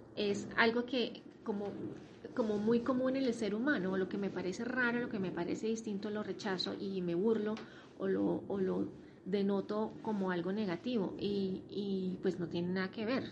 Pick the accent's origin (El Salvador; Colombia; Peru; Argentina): Colombia; vivimos en el mismo país, somos colombianos, hablamos la misma lengua